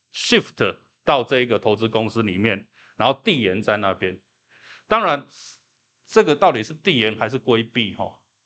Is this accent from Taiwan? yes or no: yes; Taiwan; 我们台湾人理解阴阳合同就叫做说